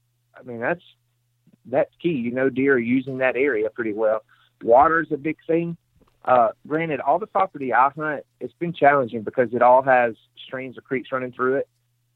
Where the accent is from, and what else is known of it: Mississippi, United States